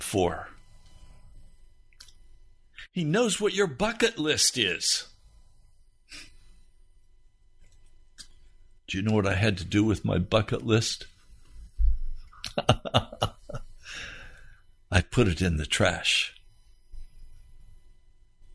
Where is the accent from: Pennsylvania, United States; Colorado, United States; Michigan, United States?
Colorado, United States; Denver; I was born in Denver, Colorado